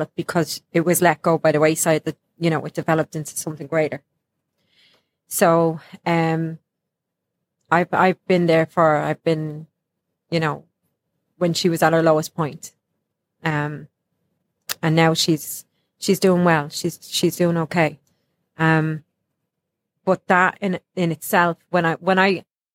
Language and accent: English; Ireland; now in United States